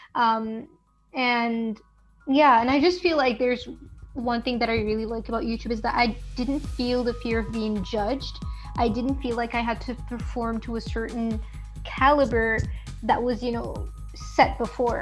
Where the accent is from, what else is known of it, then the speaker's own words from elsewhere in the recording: Morocco; moved away; I come from Morocco